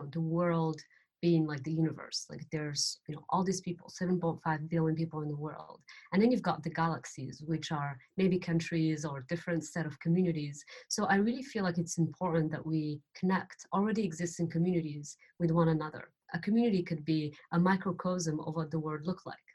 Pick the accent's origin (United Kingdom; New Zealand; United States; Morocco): Morocco; moved away; I'm from Morocco